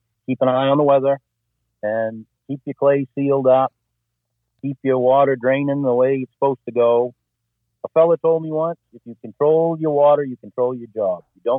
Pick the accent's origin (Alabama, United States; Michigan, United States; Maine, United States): Maine, United States; Corinth; I grew up in Corinth, Maine